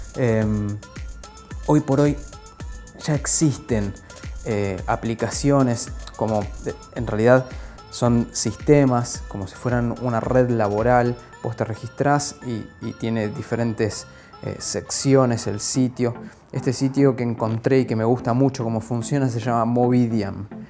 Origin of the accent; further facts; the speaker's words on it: Argentina; also born or lived in Buenos Aires; Vivo en Buenos Aires, soy argentino